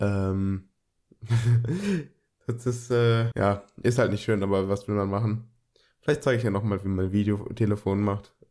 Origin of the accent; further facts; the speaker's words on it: Germany; bei uns in Deutschland